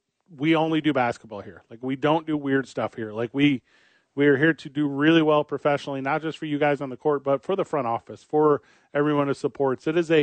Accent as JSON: {"language": "English", "town": "St. Louis", "region": "Missouri", "country": "United States", "tie": "born or raised there", "said": "we grew up together in St. Louis."}